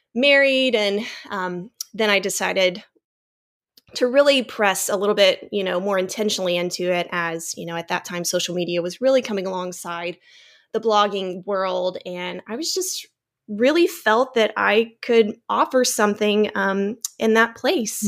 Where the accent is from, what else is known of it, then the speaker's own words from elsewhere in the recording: Texas, United States; moved away as an adult; now in North Palm Beach, United States; I grew up in Texas and married a Florida guy